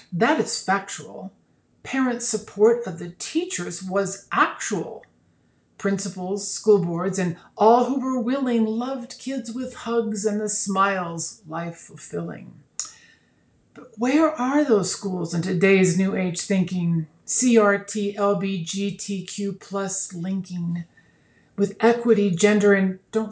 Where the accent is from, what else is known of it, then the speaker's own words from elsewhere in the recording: Nebraska, United States; moved away; my home state of Nebraska